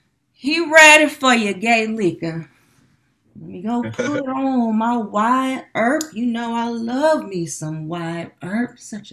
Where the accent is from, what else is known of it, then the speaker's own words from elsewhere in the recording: the South, United States; now in Sacramento, United States; I'm from the South.